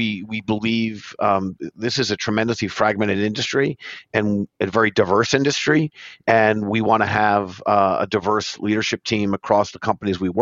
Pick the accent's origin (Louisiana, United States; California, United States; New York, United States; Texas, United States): New York, United States; native New Yorkers